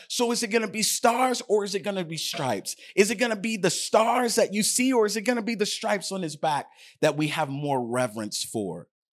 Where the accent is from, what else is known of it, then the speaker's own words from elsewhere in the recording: United States; my citizenship as an American